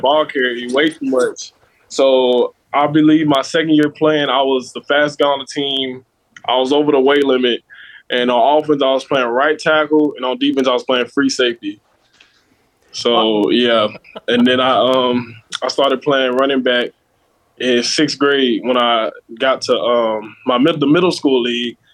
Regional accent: Louisville, Kentucky, United States; also born or lived in Las Vegas, Nevada; my hometown

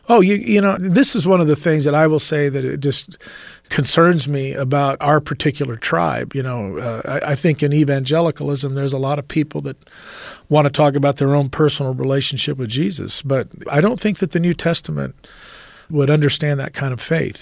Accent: Rialto, California, United States; in the early '70s in Southern California, where we were, I'm from Rialto, California

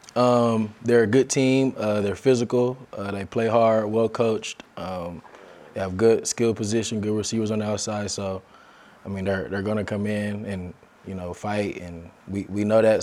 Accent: Las Vegas, Nevada, United States; moved away as an adult; also born or lived in Ogden, Utah; now in Provo, United States; I was born and raised in Las Vegas

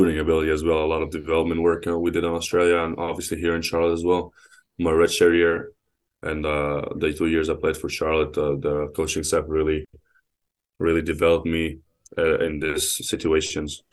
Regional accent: Egypt; now in United States; growing up in Egypt

